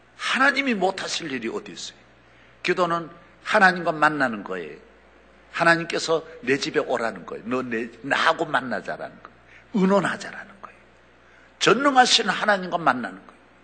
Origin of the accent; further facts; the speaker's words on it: South Korea; 저는 우리 한국 사람으로는